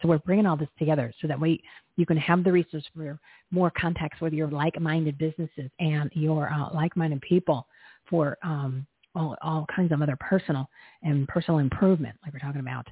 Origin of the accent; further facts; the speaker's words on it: New Jersey, United States; I'm from New Jersey